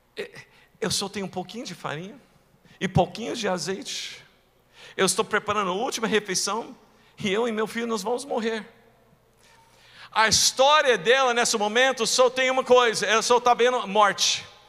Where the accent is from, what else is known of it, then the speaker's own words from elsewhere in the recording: rural Texas, United States; moved away; eu nasci em uma cidade pequenininha, lá no interior do Texas